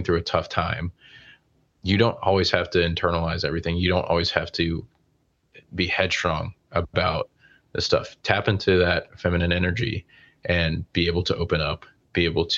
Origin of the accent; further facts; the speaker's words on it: Charlotte, North Carolina, United States; I grew up in Charlotte